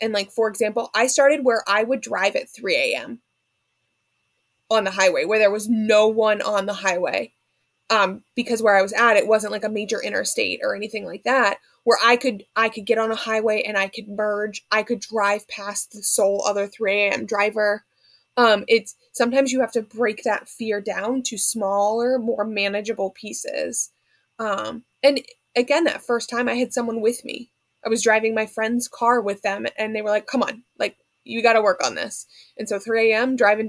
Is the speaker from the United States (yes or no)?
yes; Maine, United States; I can say that because I'm from Maine.